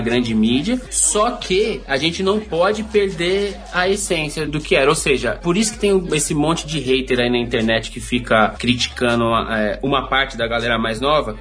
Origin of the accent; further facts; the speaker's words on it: São Paulo, Brazil; eu nasci no, no Grajaú, né? Um bairro aqui da periferia de São Paulo, eu moro aqui até hoje